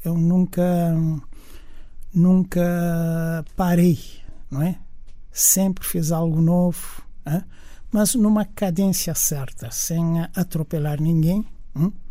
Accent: Cape Verde; accent: Brazilian; moved away as an adult; also born or lived in Brazil; Bom, porque na verdade vivi durante muitos anos no Brasil, durante 15 anos, mas não só os 15 anos, mas 15 anos na altura da formação do homem. Né? Eu saí de Cabo Verde com 19 anos

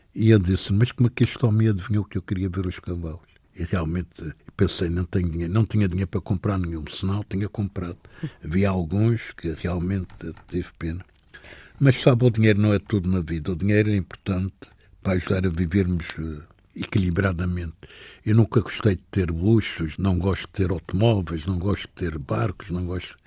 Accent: Madeira, Portugal; Quero morrer na minha terra, quero, é, quero voltar aqui

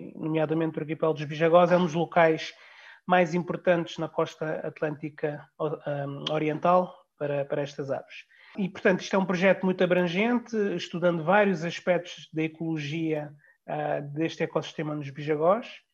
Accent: Guinea-Bissau; como guineense uh, e membro da, da, sociedade guineense

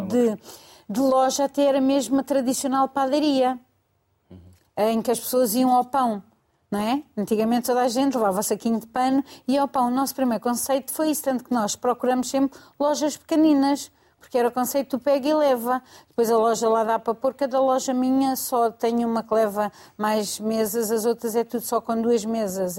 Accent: Mafra, Lisbon, Portugal; sou de Zona Saloé, sou de Mafra, e agora trabalho na Damaia

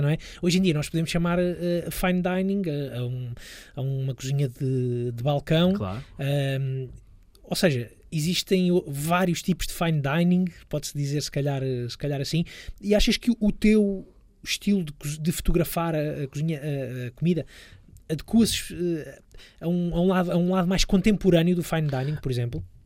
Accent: Lisbon, Portugal; Eu sou, sou, sou lisboeta, cresci uh, nos subúrbios de Lisboa, estudei, estudei em Lisboa

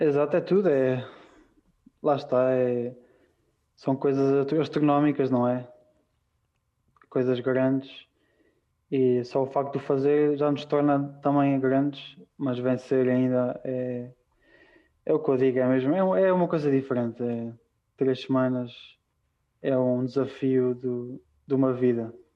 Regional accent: A dos Francos, Leiria District, Portugal; moved away as an adult; now in Andorra; foi aí que eu cresci, foi com aquelas pessoas que eu cresci

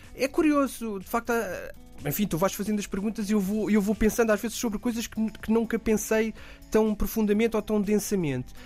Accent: Oeiras, Lisbon, Portugal; also born or lived in Beira Baixa; eu cresci na, em, em Oeiras

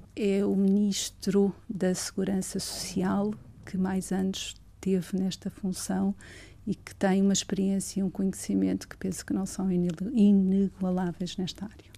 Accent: Torres Vedras, Lisbon, Portugal; also born or lived in Sobral de Monte Agraço; Torres Vedras é a cidade onde nasci

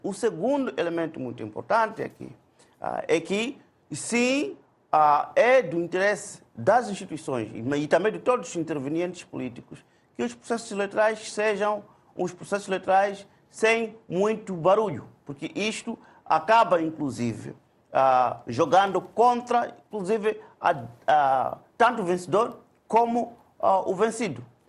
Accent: Mozambique; como moçambicanos

